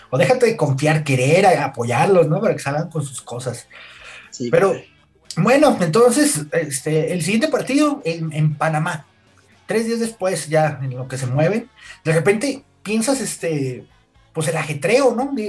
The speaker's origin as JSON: {"language": "Spanish", "country": "Mexico", "said": "Uno como mexicano"}